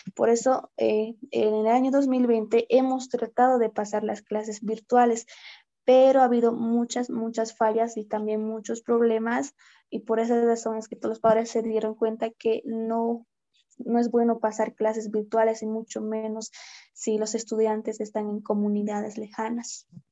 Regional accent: Independencia, Cochabamba, Bolivia; also born or lived in Sanipaya; yo nací en Sanipaya, lo cual queda a más o menos dos horas y media del municipio de Independencia del pueblo bueno, soy de Sanipaya, soy sanipayeña de corazón, ya. Yeah. y no, me vine a vivir a mis, según a lo que me contó mi mamá, mis papás, a mis tres años me vine a vivir aquí con ellos a Independencia

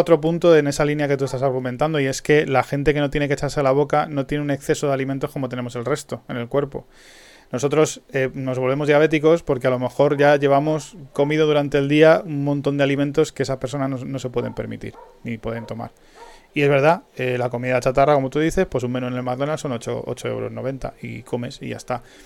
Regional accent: Spain; also born or lived in Madrid; Que somos españoles

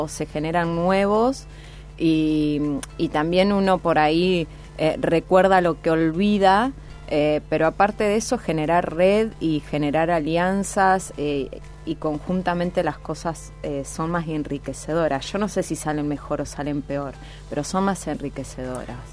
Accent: Piamonte, Santa Fe, Argentina; now in Rosario, Argentina; Nací en Piamonte, un pueblo en la provincia de Santa Fe

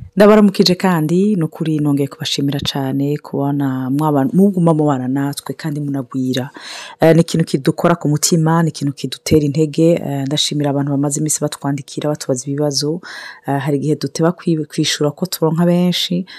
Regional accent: Burundi; moved away; nk'abarundi tuba mu mahanga

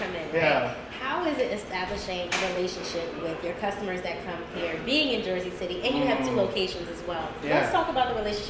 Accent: Grenada; I come from the Isle of Spice

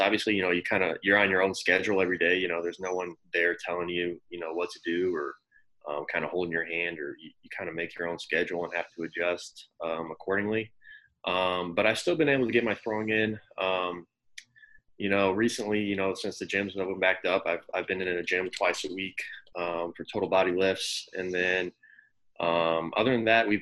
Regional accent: Normal, Illinois, United States; moved away as an adult; also born or lived in Chicago, Illinois; So I was born and raised in Normal. Normal, Illinois is like right smack dab in the middle of Illinois.

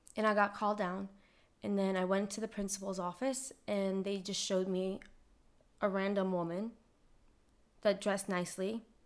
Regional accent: Lebanon; I was born in Lebanon

